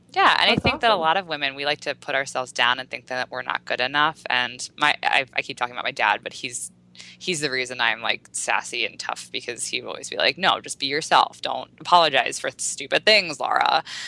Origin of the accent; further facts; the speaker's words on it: United States; there's so many girls in America who I grew up